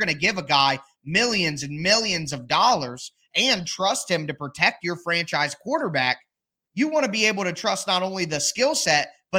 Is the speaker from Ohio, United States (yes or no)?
yes; Ohio, United States; I am a Buckeye native, born and raised in Ohio.